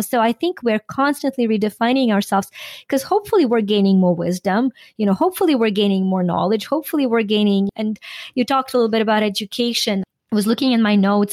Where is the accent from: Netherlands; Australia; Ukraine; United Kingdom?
Ukraine; now in United States; I am Ukrainian American. I was born and raised in Ukraine